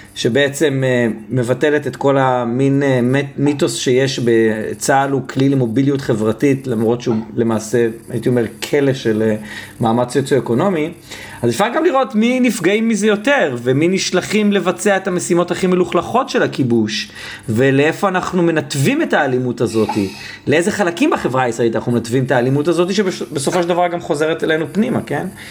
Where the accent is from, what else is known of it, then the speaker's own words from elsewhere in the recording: Israel; כל מי שגדל על אותו סולם ערכים שאני גדלתי אה, במדינת ישראל